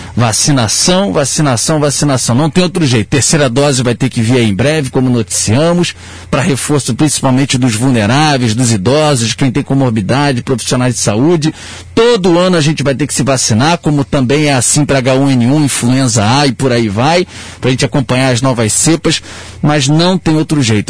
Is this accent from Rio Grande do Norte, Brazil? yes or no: no; Rio de Janeiro, Brazil; accent: carioca; o sotaque me entrega, eu sou carioca